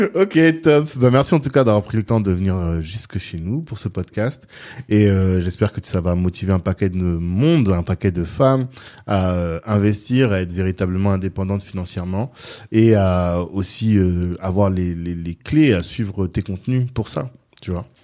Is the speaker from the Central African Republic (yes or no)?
yes; Central African Republic; moi je suis centrafricain